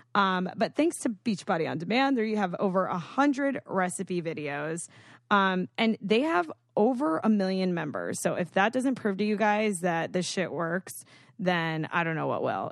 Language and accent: English; Boca Raton, Florida, United States; I'm from Boca